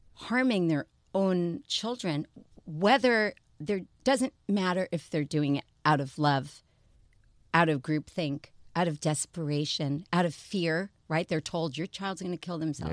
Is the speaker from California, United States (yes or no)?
no; New York, United States; I'm from New York